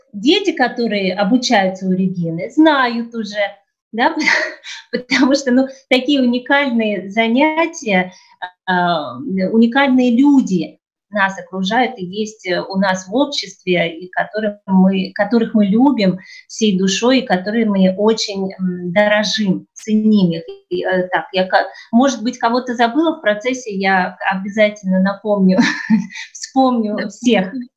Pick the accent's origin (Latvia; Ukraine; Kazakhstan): Ukraine; moved away as an adult; also born or lived in Turkey; now in Kemer, Turkey; я родом из Украины.